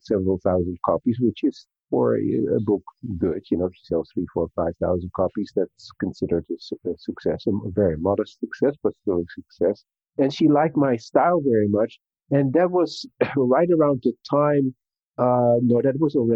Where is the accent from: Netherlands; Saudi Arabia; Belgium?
Netherlands; also born or lived in United States / Russia; now in South Korea; I was born in the Netherlands, tiny little country